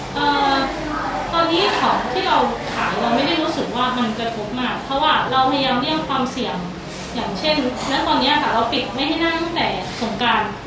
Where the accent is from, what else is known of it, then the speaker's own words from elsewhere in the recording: Khon Kaen, Thailand; เราเป็นคนขอนแก่นเราก็เลยไม่ได้อยากไปอยู่ที่อื่นเพราะว่ามีคุณพ่อคุณแม่ด้วย